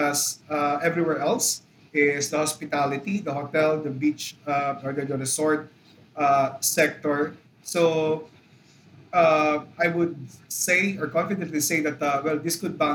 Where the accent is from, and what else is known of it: Philippines